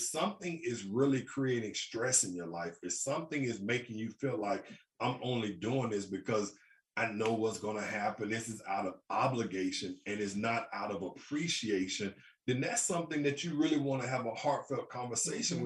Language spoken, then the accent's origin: English; Birmingham, Alabama, United States; I'm from Birmingham, Alabama